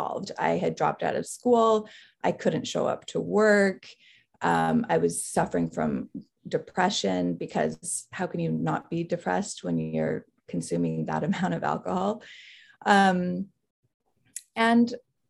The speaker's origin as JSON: {"language": "English", "town": "Salt Lake City", "region": "Utah", "country": "United States", "tie": "born or raised there", "also_born_or_lived": "Philadelphia", "moved": "as an adult", "said": "I grew up in Salt Lake City, Utah"}